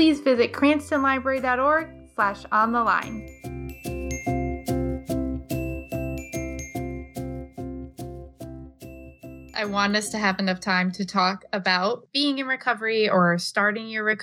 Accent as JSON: {"language": "English", "region": "Rhode Island", "country": "United States", "accent": "thick Rhode Island regional accent", "said": "I have a pretty thick Rhode Island regional accent"}